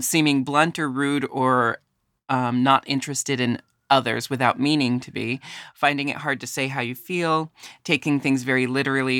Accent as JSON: {"language": "English", "region": "Pacific Northwest", "country": "United States", "tie": "born or raised there", "said": "I was born and raised in the Pacific Northwest, which is very different from the South"}